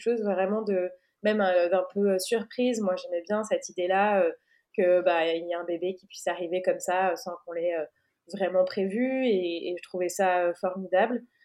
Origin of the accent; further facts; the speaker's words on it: France; moved away as an adult; now in Portugal; On est française, mais on est expat euh, dans ce chouette pays